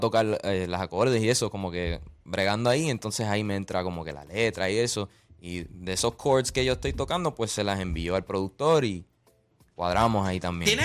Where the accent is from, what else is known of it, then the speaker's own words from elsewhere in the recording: Orlando, Florida, United States; yo vengo de Orlando